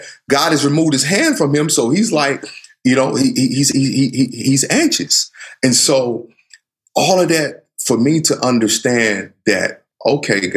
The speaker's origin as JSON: {"language": "English", "region": "the South", "country": "United States", "tie": "born or raised there", "said": "I grew up in the South where, you know, I have a sister who's light skinned"}